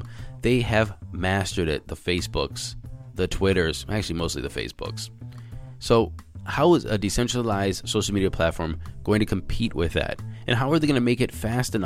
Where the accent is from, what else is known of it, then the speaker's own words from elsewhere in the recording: United States; I'm American.